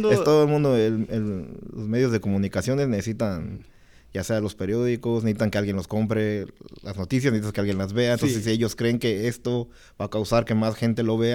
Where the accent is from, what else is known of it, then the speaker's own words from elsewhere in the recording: Chicago, Illinois, United States; yo de niño pues crecí igual, yo crecí aquí en Chicago y pues de niño pues veía pura televisión en español